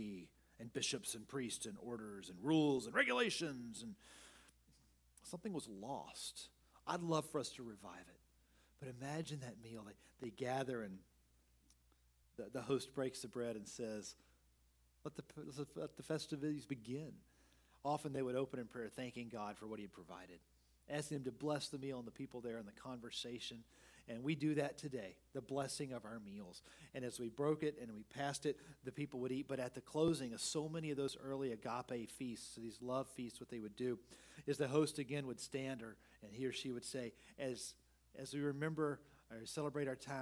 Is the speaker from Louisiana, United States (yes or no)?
yes; New Orleans, Louisiana, United States; we're from New Orleans